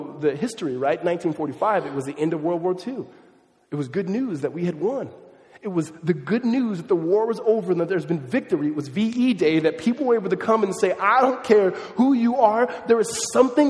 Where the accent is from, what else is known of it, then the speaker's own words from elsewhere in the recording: Southern California, United States; also born or lived in Mississippi / Los Angeles; when God raised me, he raised me, moving from Los Angeles to the suburbs of Southern California